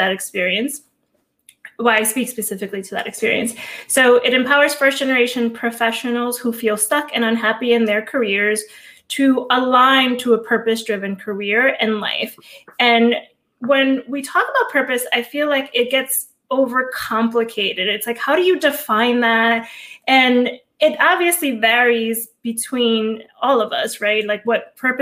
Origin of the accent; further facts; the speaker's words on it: Hudson County, Northeast New Jersey, United States; also born or lived in Cuba; So I was born in Cuba. My mom and I came to this country when I was 4 years old. I grew up in Hudson County, Northeast New Jersey.